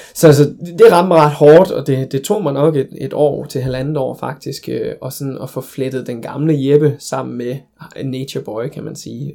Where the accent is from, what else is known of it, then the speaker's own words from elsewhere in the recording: Denmark; jeg kommer fra Danmark